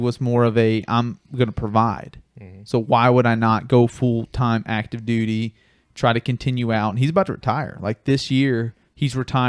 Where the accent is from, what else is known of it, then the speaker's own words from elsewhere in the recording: North Carolina, United States; born there; also born or lived in Florida; Like, I was born in North Carolina.